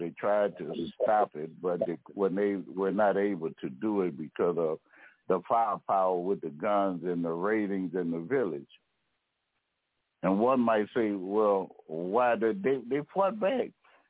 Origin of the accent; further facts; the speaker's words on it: United States; I am of African descent, but I'm American